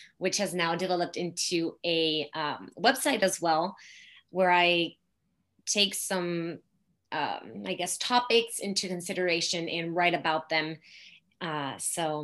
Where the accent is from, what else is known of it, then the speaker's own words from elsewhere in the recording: Mexico; moved away; I grew up in Mexico in a small city